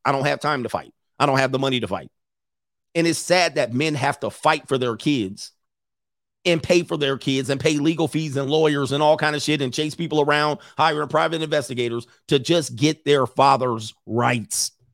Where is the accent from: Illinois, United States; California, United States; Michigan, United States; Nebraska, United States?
California, United States; Southern; growing up in Southern California